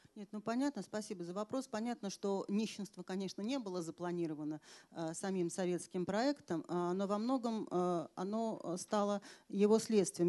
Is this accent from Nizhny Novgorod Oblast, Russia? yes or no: no; Moscow, Russia